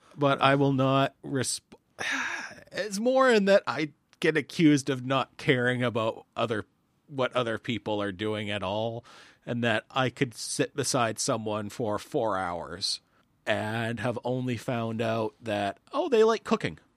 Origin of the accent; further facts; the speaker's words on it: Canada; as a Canadian